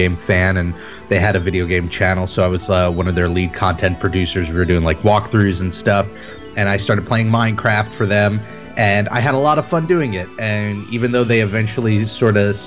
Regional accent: New York City, New York, United States; I'm from New York City

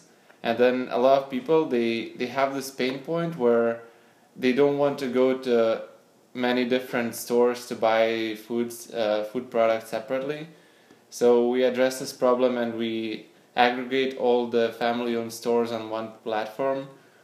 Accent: Panevėžys, Panevėžys County, Lithuania; moved away as an adult; also born or lived in Vilnius, Lithuania / Switzerland; now in San Francisco, United States; I grew up in Lithuania. I was born in a small town of Panevėžys

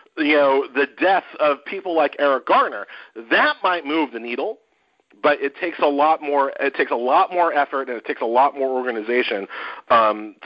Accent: Haiti; I am from Haiti

